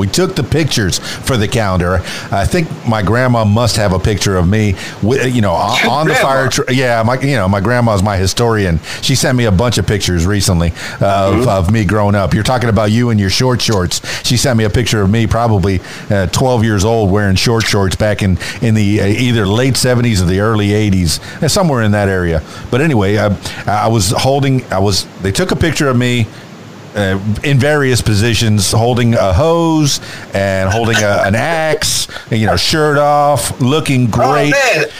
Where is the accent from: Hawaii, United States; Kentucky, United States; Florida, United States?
Florida, United States; Growing up in the Florida Keys, yes, I've been on a few boats on Columbus Day and during the regatta.